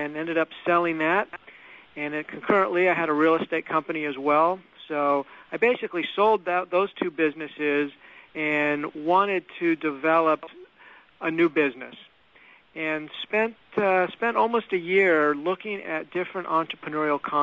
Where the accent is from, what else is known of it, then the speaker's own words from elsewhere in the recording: Los Angeles, California, United States; I'm actually from Los Angeles. I'm actually a fifth generation from California and a fourth generation from Los Angeles. So these are my roots